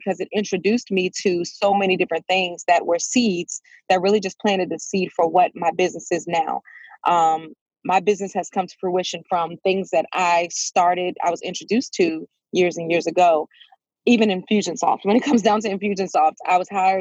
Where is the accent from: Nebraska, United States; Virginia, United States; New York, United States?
Virginia, United States; Fredericksburg; I am currently in Fredericksburg, Virginia. This is where I was born and raised